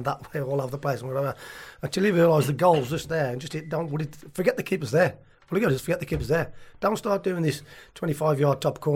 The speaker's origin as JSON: {"language": "English", "town": "Tipton", "region": "West Midlands", "country": "United Kingdom", "also_born_or_lived": "Cannock", "said": "I'm from Tipton"}